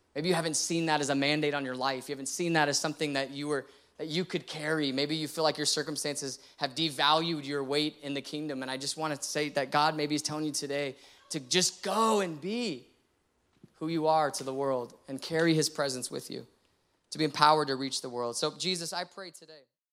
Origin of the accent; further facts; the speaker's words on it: San Antonio, Texas, United States; now in Austin, United States; I grew up in San Antonio